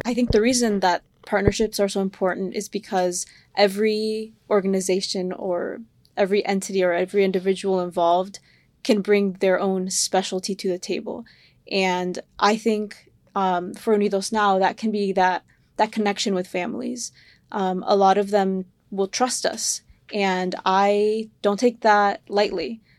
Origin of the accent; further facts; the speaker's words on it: Sarasota, Florida, United States; I grew up in Sarasota